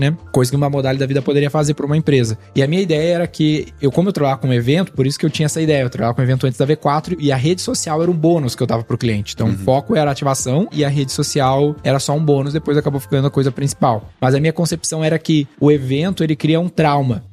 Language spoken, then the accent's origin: Portuguese; Rio Grande do Sul, Brazil; moved away; Sou gaúcho, né?